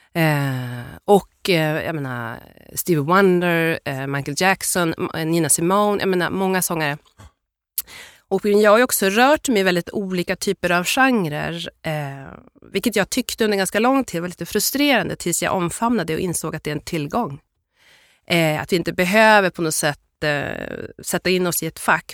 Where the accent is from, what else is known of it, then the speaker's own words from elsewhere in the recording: Byske, Västerbotten County, Sweden; also born or lived in Addis Ababa, Ethiopia; Jag är uppvuxen i ett, ett ställe som heter Byske som ligger mellan Skellefteå och Pite i Västerbotten.